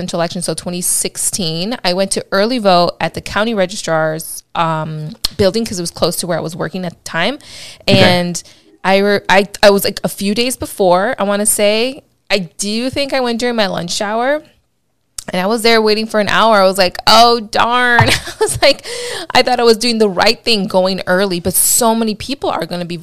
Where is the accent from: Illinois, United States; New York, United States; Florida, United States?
Illinois, United States; Chicago; now in California, United States; I'm from Chicago, proud Chicagoan still